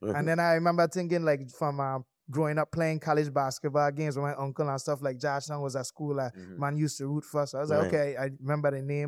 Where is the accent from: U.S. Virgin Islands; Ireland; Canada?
U.S. Virgin Islands; St. Croix; I went to Miami more times growing up on St. Croix than I went to St. Thomas.